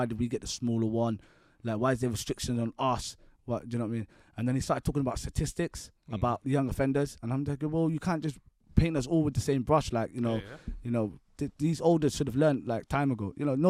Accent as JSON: {"language": "English", "region": "London", "country": "United Kingdom", "said": "if I would have said I'm from London, I would have had to state where I'm from"}